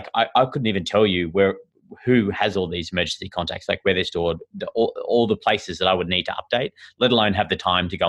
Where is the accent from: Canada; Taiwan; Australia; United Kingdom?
Australia; accent: Australian; moved away as an adult; now in San Francisco, United States; you can tell from my sort of funny accent that I'm Australian, and I moved here recently this year